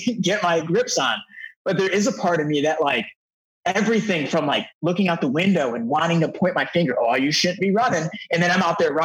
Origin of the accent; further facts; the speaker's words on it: Detroit, Michigan, United States; now in Los Angeles, United States; I'm originally from Detroit. So I've been in Los Angeles now for over a decade